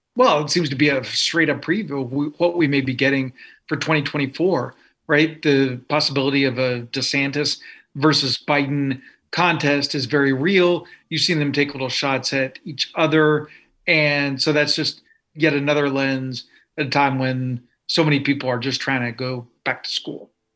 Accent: Los Angeles, California, United States; also born or lived in Anabta, Palestine; I was born in sunny Los Angeles, California

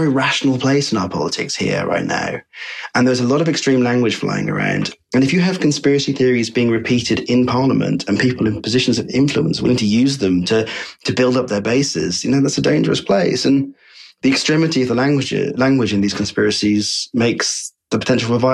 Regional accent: United Kingdom; in the UK, we often feel quite insulated from these conspiracies

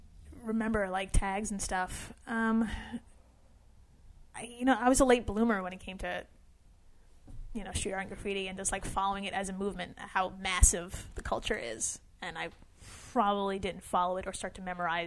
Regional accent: New York City, New York, United States; Born and raised in Brooklyn.

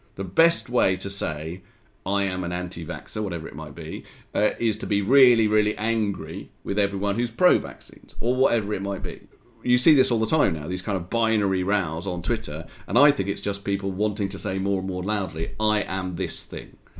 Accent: United Kingdom; being British and Jewish

